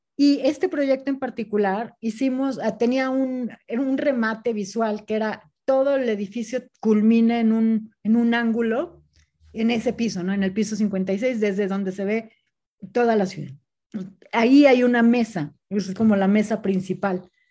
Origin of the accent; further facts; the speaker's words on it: Puebla, Mexico; moved away; also born or lived in Monterrey / Guadalajara / Spain; yo soy de Puebla, me fui, viví en Monterrey, después Guadalajara